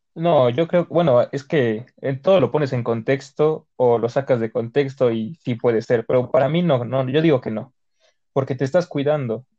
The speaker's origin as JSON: {"language": "Spanish", "country": "Mexico", "said": "yo como buen mexicano"}